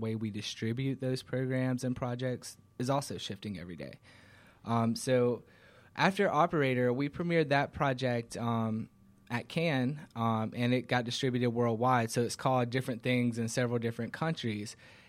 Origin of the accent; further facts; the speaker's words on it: Covington, Georgia, United States; Actually, I'm born and raised in Georgia, in Covington, actually, and I've been in Atlanta.